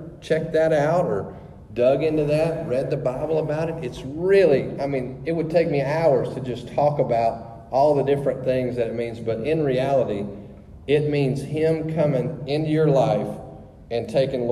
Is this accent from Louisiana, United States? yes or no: yes; Louisiana, United States; moved away; we're from Louisiana